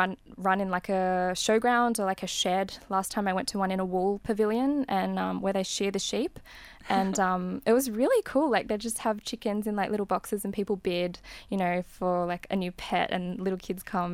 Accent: Australia; Not home just as in Australia, but I mean home as in like my hometown and my house

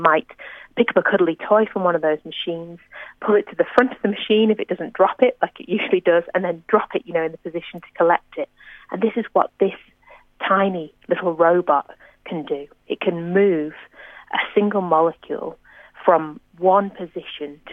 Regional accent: near Manchester, North West England, United Kingdom; now in Australia; I'm, you know, near my hometown

